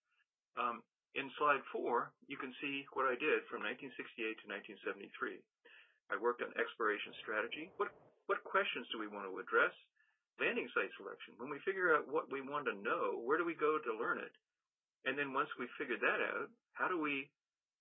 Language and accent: English; Washington, District of Columbia, United States; I grew up in Washington, D.C. I was a young high school student at the time